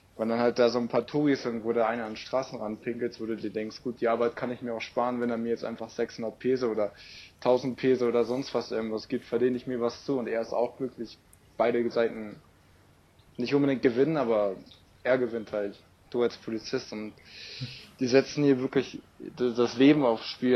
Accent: Germany; ich ja so als Deutscher

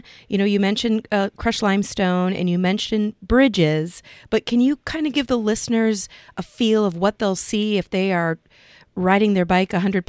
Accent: Cedar Rapids, Iowa, United States; here in my hometown of Cedar Rapids

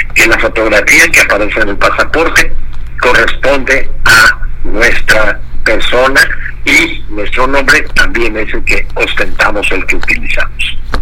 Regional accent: Mexico; yo soy mexicano

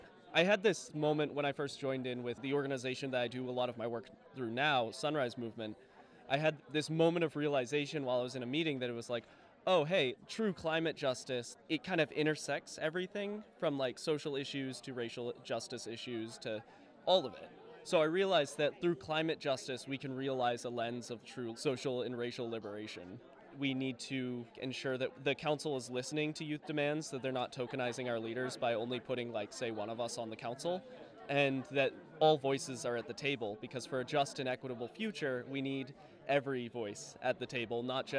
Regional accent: South Portland, Maine, United States; I'm from South Portland, Maine.

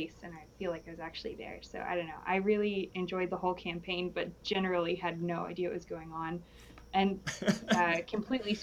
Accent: Arkansas, United States; moved away as an adult; now in San Antonio, United States; I'm from Arkansas, but I moved to San Antonio this year to do AmeriCorps stuff.

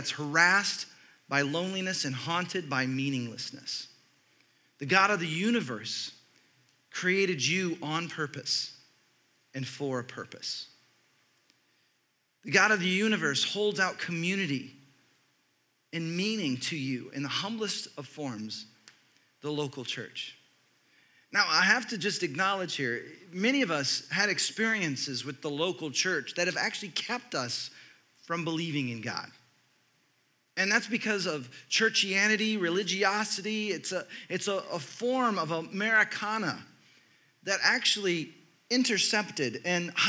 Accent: Texas, United States; I grew up in Texas

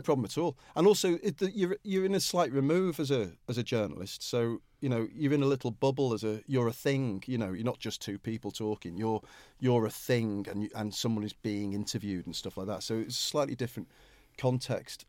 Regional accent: Liverpool, North West England, United Kingdom; I come from Liverpool

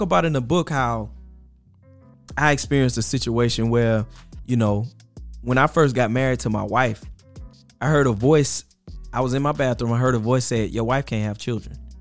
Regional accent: Mississippi Gulf Coast, United States; now in Birmingham, United States; Mississippi Gulf Coast area, New Orleans, my family is in that whole area

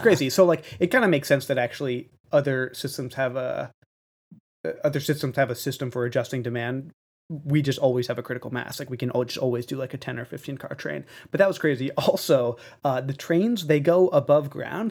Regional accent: New York City, New York, United States; I'm from Brooklyn

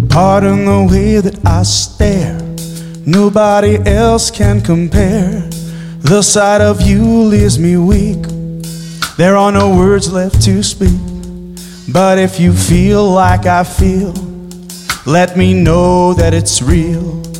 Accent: New Jersey, United States; We grew up in New Jersey together.

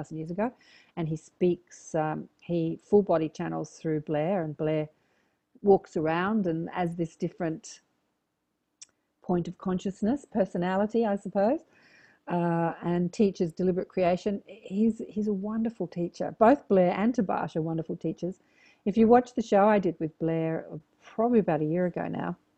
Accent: Australia; accent: Australian; my cute Australian accent.

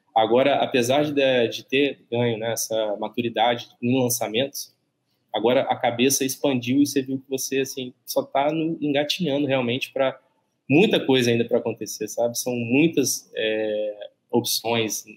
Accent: Barra Mansa, Rio de Janeiro, Brazil

